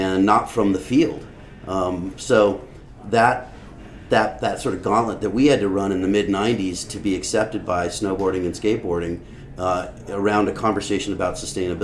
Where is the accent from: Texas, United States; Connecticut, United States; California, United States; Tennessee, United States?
California, United States; Los Angeles; I grew up in the Santa Monica Canyon in the 70s. I was born in 68, grew up in the canyon